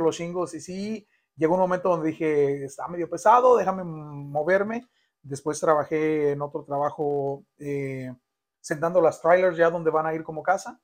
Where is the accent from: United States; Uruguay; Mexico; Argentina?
United States; Sanford, North Carolina; hasta la edad de tres años fue cuando ya conviví con él, que llegamos aquí a a Carolina del Norte, a Sanford, mi rancho